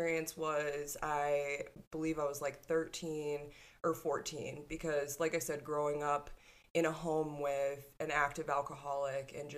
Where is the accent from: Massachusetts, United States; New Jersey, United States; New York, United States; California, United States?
Massachusetts, United States; Cape Cod; I grew up on the East Coast. I grew up on a tiny little place, Cape Cod